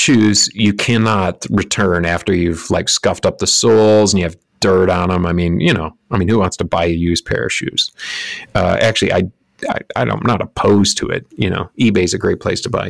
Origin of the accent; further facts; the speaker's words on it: Lansing, Michigan, United States; all around Lansing, Michigan, my hometown.